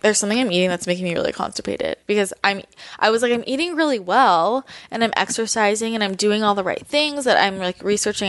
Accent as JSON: {"language": "English", "town": "Belmont", "region": "California", "country": "United States", "tie": "born or raised there", "moved": "as an adult", "lives_now": "Los Angeles, United States", "said": "I grew up in Belmont, which is right next to San Mateo"}